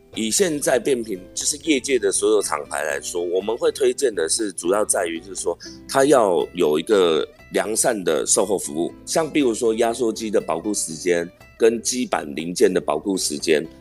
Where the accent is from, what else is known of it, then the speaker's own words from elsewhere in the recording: Miaoli County, Taiwan; moved away as an adult; also born or lived in Zhubei; 我本身是苗栗人